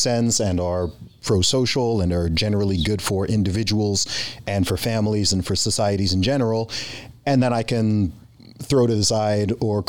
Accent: United Kingdom; born there; also born or lived in Middle East; I'm a British citizen myself. I was born in the UK. I've lived in the UK for a long time.

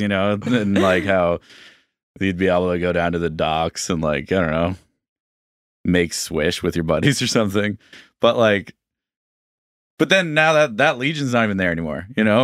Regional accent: Bedford, Nova Scotia, Canada; I grew up in Bedford, which is, you know, just a, like, I would take the bus into Halifax

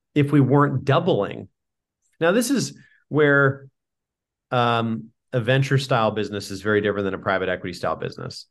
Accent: San Diego, California, United States; I grew up in San Diego

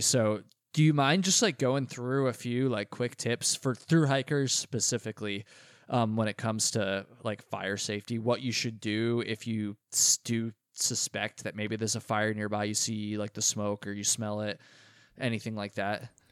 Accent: Vermont, United States; Vermont, my home state.

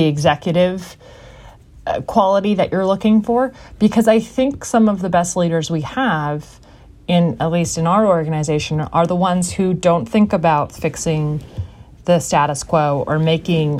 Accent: United States; as an American

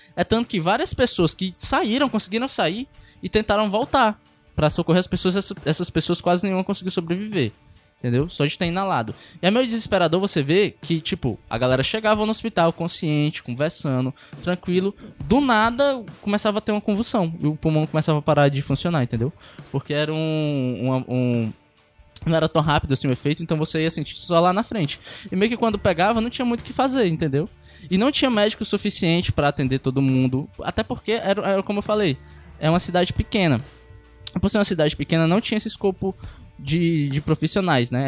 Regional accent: Pacatuba, Ceará, Brazil; eu não sou de Fortaleza, eu sou de Pacatuba. Em Pacatuba, às vezes, onde eu moro

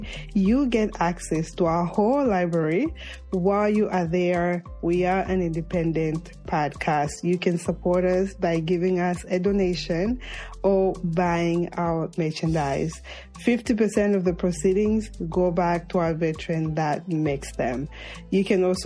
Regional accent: Zambia; moved away; I'm from Zambia

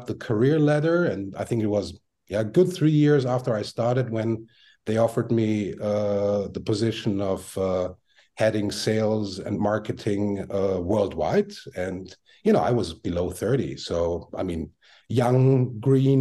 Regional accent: Vienna, Austria; moved away; I was born and raised in Vienna, Austria

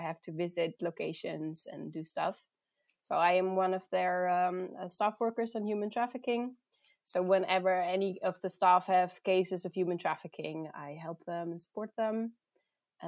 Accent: Netherlands; also born or lived in South Africa / Voorthuizen, Netherlands; I grew up in the Netherlands.

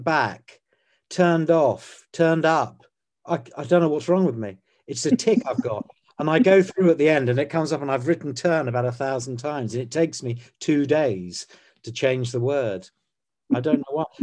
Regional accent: Croydon, London, United Kingdom; I was born in Croydon on a road called Marpit Lane

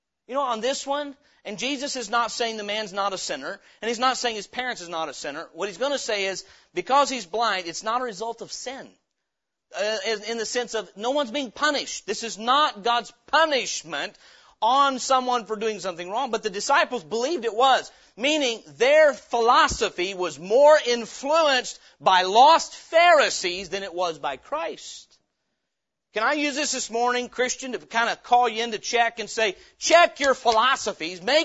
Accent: Appalachian Hills of Tennessee, United States; I grew up in the Appalachian Hills of Tennessee.

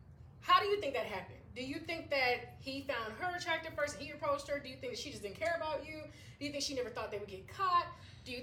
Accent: Jamaica; because I'm Jamaican

